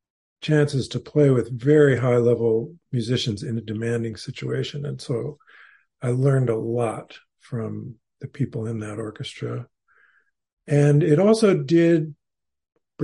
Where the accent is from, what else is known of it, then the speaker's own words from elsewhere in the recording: Fresno, California, United States; I was growing up in Fresno, California